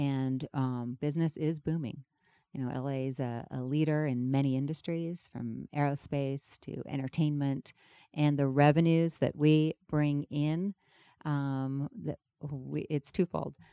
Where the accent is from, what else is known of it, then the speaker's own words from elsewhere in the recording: London, United Kingdom; now in Los Angeles, United States; I was born in London, England.